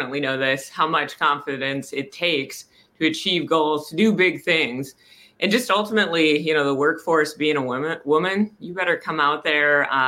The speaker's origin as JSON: {"language": "English", "region": "North Dakota", "country": "United States", "tie": "born or raised there", "also_born_or_lived": "Omaha, Nebraska", "moved": "as an adult", "said": "grew up, was born in North Dakota"}